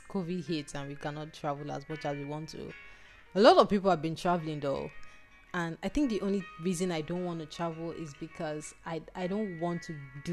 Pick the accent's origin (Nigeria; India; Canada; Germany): Nigeria; this part of the world, Nigeria. We grew up on American books